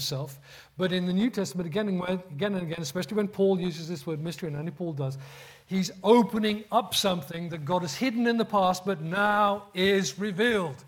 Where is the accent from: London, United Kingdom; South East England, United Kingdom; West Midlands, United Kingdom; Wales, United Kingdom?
West Midlands, United Kingdom; Birmingham; accent: Birmingham; That's how bad my Birmingham accent's got now. That's where I grew up.